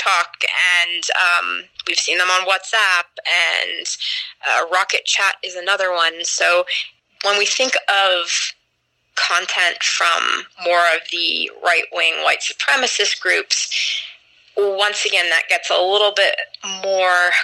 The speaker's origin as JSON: {"language": "English", "country": "United States", "said": "I'm an American citizen. I've lived overseas as well, but I've spent most of my life in the States"}